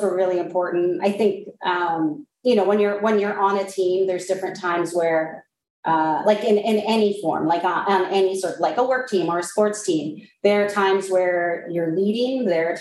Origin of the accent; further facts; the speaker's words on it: Snohomish, Washington, United States; moved away as an adult; I grew up in Snohomish, Washington